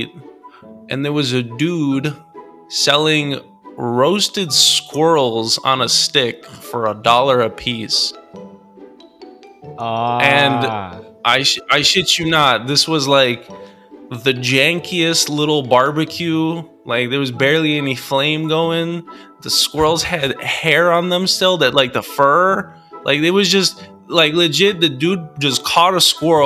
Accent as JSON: {"language": "English", "country": "United States", "said": "as an American"}